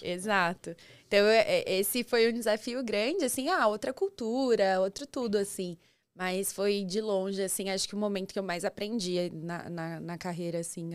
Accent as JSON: {"language": "Portuguese", "town": "São Roque", "region": "São Paulo", "country": "Brazil", "also_born_or_lived": "ABC Paulista, São Paulo", "moved": "as an adult", "said": "eu sou do interior de São Paulo, não tão interior assim, sou de São Roque"}